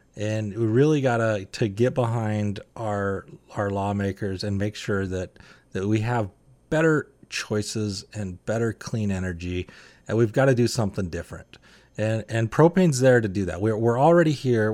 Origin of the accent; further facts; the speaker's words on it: Utah, United States; I'm from Utah